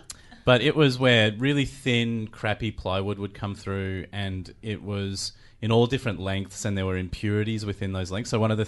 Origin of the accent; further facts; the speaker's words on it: Toowoomba, Queensland, Australia; I grew up in Toowoomba, which is where I studied.